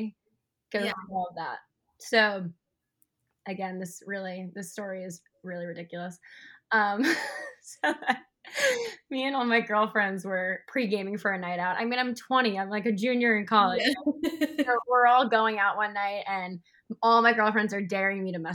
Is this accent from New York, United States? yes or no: yes; Long Island, New York, United States; I grew up in New York, Long Island